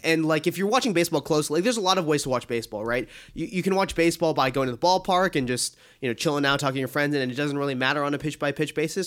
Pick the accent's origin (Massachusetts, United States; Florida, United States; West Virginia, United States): Massachusetts, United States; Boston; I grew up in Boston